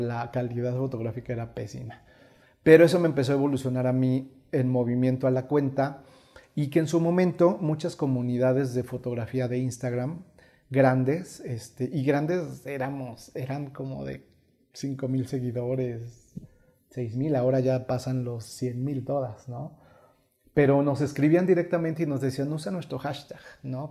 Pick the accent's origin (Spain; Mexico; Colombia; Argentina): Mexico; como raza mexicana somos artistas